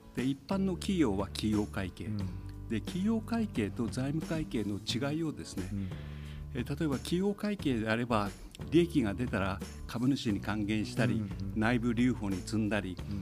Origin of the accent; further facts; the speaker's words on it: Tomakomai, Hokkaido, Japan; 私も苫小牧生まれ苫小牧育ちでありますので